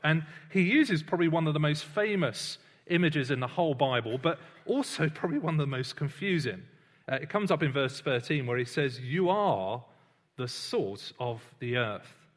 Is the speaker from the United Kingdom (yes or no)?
yes; United Kingdom; I'm British, uh, but I don't really think much about being British every day